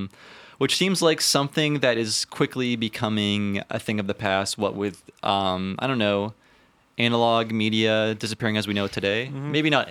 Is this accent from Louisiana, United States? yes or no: no; Ohio, United States; born or raised there